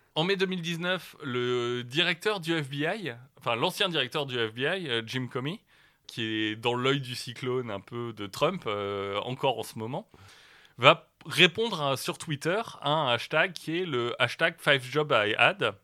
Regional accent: the North, Hauts-de-France, France; moi je viens du Nord

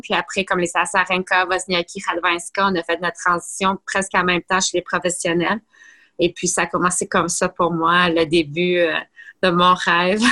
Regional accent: Blainville, Quebec, Canada; j'ai grandi à Blainville

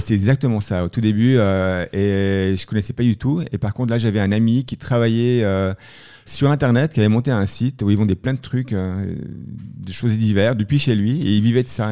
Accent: Leysin, Vaud, Switzerland; also born or lived in Montreux / Boston / Boulder, Colorado; je suis né en Suisse, hein, et, euh, donc, euh, je suis né à Montreux et j'ai habité à Lezat.

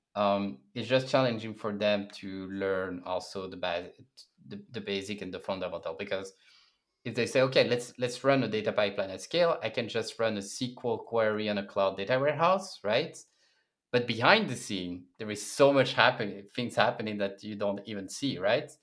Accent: Brussels, Brussels-Capital Region, Belgium; moved away as an adult; also born or lived in Berlin, Germany; I come from Belgium, Brussels, and four years ago, I decided to join a tech company, apply all around the world, and Uh, Berlin was a good destination

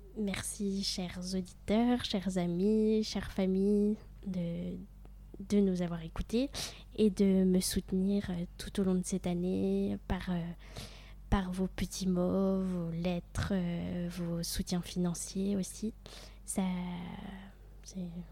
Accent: near Besançon, Bourgogne-Franche-Comté, France; moved away as an adult; also born or lived in Vannes; je viens de Franche-Comté, mais j'ai vécu un an à Vannes

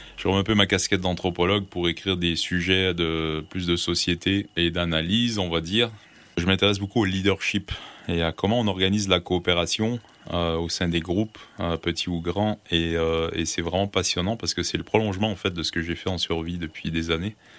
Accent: Gaspésie, Quebec, Canada; also born or lived in Brussels, Belgium; now in France; j'ai grandi en Gaspésie

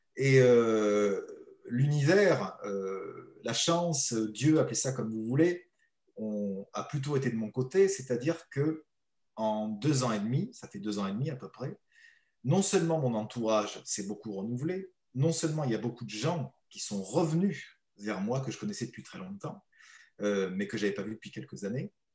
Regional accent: the Midi, southern France, France; en bon méridional

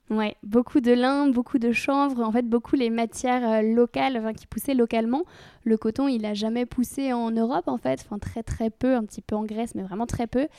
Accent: Normandy, France; J'ai grandi en Normandie

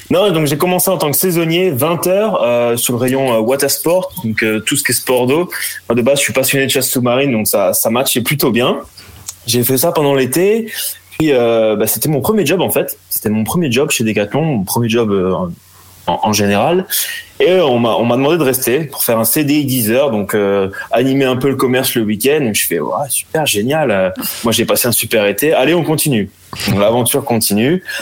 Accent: Brittany, France; also born or lived in Béziers; je suis breton, j'ai vécu un peu, un peu partout dans le monde quand j'étais petit avec avec mes parents

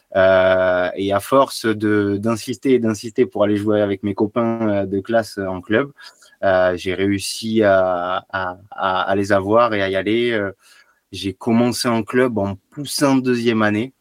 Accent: Béziers, Occitania, France; Alors j'ai grandi à Béziers, un petit village à côté de Béziers, j'ai fait mes études à Béziers

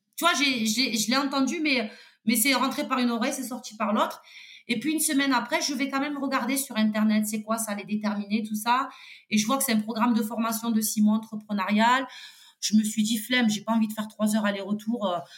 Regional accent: Toulouse, Occitania, France; je suis toulousaine

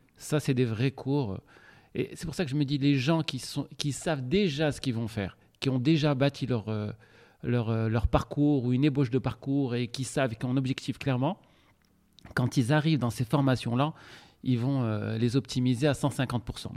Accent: Casablanca, Casablanca-Settat, Morocco; moved away as an adult; also born or lived in Montpellier; j'ai grandi à Casablanca

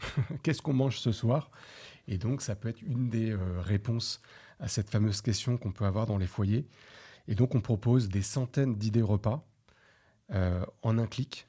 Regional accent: France; on est des Français, on aime la gastronomie, c'est culturel.

